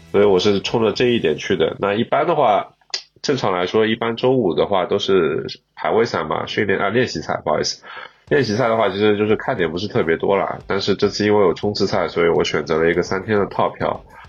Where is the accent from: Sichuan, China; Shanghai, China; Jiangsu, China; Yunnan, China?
Shanghai, China; 作为一个上海人